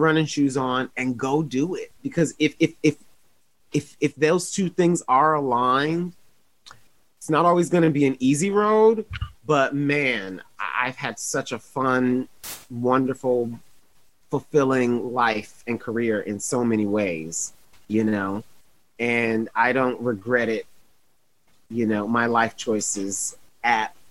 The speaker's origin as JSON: {"language": "English", "town": "Toledo", "region": "Ohio", "country": "United States", "said": "I'm from Toledo, Ohio"}